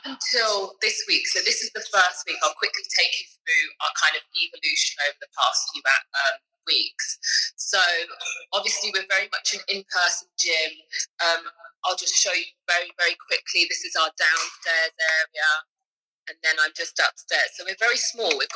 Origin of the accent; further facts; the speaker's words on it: United Kingdom; accent: British; moved away as an adult; now in Los Angeles, United States; I'm a British Olympian, if you could tell by the accent already